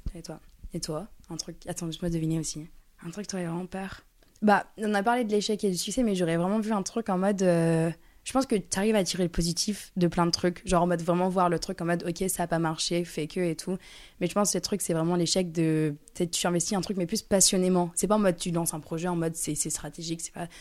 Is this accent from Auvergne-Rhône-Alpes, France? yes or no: yes; near Lyon, Auvergne-Rhône-Alpes, France; je viens à côté de Lyon, donc Lyon, c'est comme si c'était chez moi